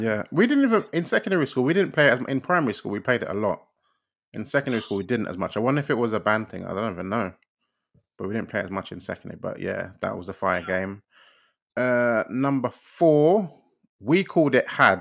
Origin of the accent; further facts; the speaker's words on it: London, United Kingdom; we're both from East London